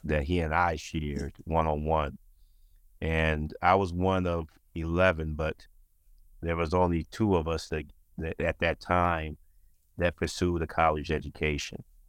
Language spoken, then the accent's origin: English; Saginaw, Michigan, United States; also born or lived in Albion, Michigan; growing up in Saginaw, I'm son, I'm, I'm a son of a preacher